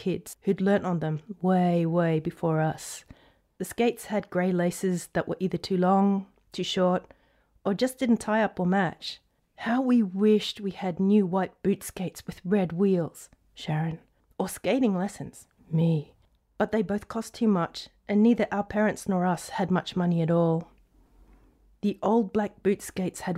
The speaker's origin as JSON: {"language": "English", "town": "Brisbane", "region": "Queensland", "country": "Australia", "tie": "born or raised there", "said": "growing up in Brisbane"}